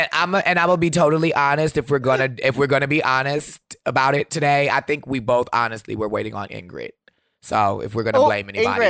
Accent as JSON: {"language": "English", "town": "Milwaukee", "region": "Wisconsin", "country": "United States", "said": "I'm from Milwaukee, in Milwaukee we put on jackets."}